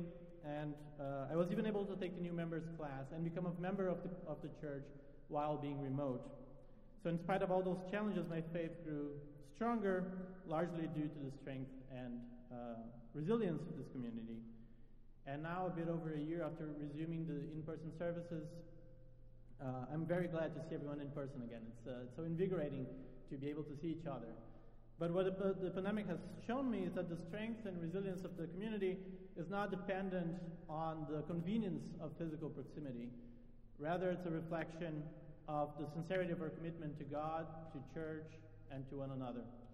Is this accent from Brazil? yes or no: yes; Brazil; English is a second language; moved away as an adult; now in Philadelphia, United States; I'm not originally from the United States. I'm from Brazil, and I moved to Philly in the fall of 2019 to start my PhD